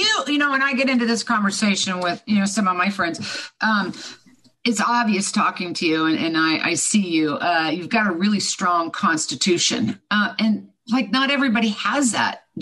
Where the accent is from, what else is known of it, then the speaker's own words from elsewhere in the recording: Kansas, United States; I was born and raised in Kansas